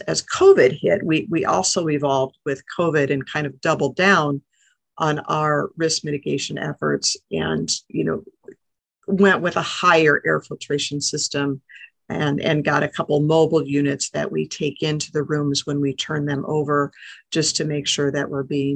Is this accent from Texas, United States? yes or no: no; Milwaukee, Wisconsin, United States; moved away as an adult; also born or lived in Seattle, Washington / Portland, Oregon; I used to live in the Milwaukee area. I actually graduated high school from the area